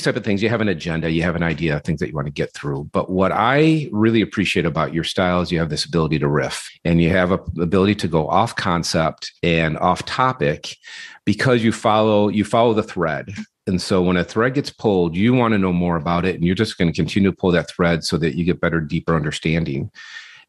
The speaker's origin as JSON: {"language": "English", "town": "Detroit", "region": "Michigan", "country": "United States", "tie": "born or raised there", "said": "I grew up in the Detroit area"}